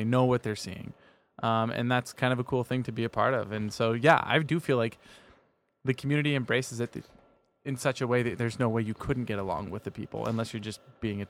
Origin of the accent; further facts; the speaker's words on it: Kansas, United States; now in Chicago, United States; South of Wichita. I grew up right on the Oklahoma border.